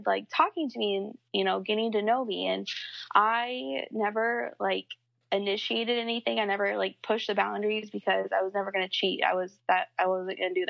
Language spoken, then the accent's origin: English; Midwest, United States; I'm from the Midwest, and I am 24.